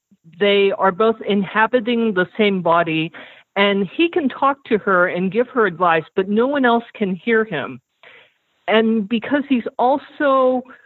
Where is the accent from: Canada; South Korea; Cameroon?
South Korea; moved away; also born or lived in United States; I'm Korean American, and I spent 9 years of my childhood in South Korea.